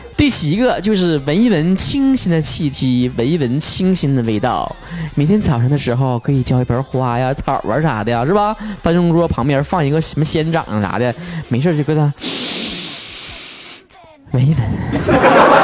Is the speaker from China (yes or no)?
yes; Northeast China, China; accent: Northeastern (东北话); 还东北味儿呢